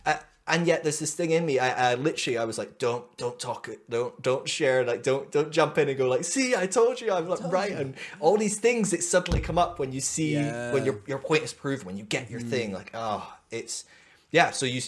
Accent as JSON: {"language": "English", "region": "Scotland", "country": "United Kingdom", "said": "I'm Scottish."}